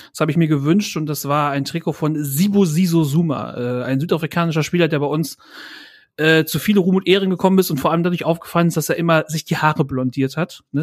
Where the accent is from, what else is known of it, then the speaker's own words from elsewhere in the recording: Bielefeld, North Rhine-Westphalia, Germany; ich bin in Bielefeld geboren, ich komme aus Bielefeld